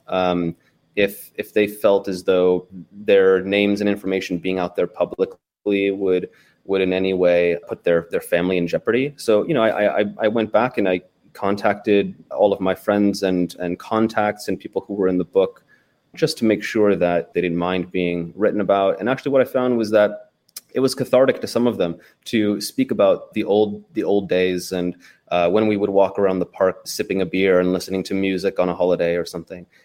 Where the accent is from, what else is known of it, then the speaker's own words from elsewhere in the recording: United States; I'm an American